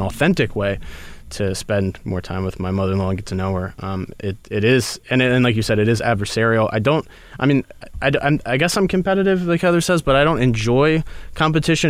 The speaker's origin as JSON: {"language": "English", "town": "Baltimore", "region": "Maryland", "country": "United States", "said": "I'm from Baltimore"}